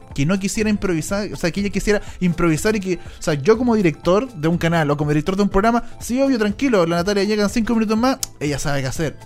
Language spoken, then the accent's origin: Spanish; Chile; en Chile decimos negro a todos